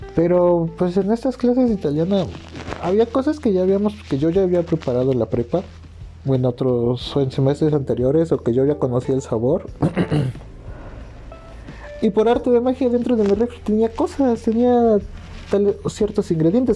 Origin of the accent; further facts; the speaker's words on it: Morelos, Mexico; moved away as an adult; soy de Morelos